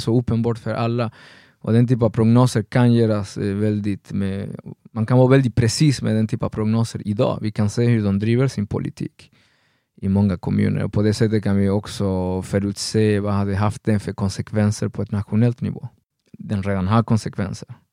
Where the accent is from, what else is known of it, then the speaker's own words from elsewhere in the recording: Argentina; moved away as an adult; now in Sweden; jag växte upp i Argentina